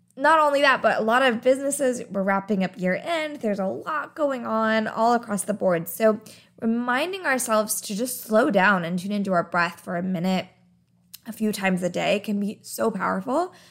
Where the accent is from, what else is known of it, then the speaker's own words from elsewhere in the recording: Arizona, United States; I grew up in Arizona